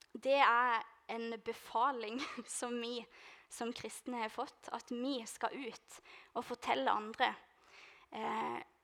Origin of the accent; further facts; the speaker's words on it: Lista, Agder, Norway; moved away; jeg skal hjem til Lista